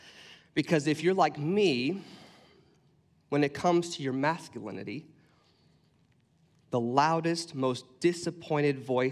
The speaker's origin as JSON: {"language": "English", "region": "Washington", "country": "United States", "tie": "born or raised there", "said": "I grew up in Central Washington, and I grew up snowboarding and hiking out in the snow."}